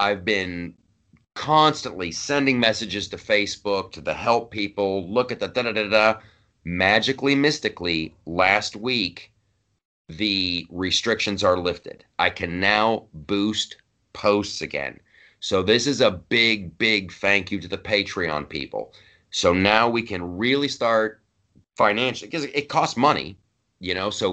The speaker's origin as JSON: {"language": "English", "region": "Ohio", "country": "United States", "tie": "born or raised there", "also_born_or_lived": "Los Angeles", "moved": "yes", "lives_now": "New York, United States", "said": "I grew up in Ohio"}